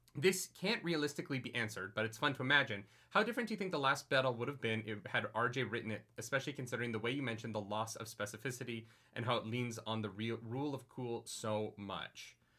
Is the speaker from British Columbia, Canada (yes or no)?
no; Calgary, Alberta, Canada; my hometown in Calgary